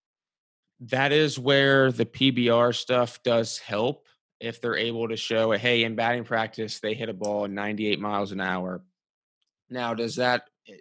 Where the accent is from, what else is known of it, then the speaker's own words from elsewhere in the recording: Cincinnati, Ohio, United States; I grew up in Cincinnati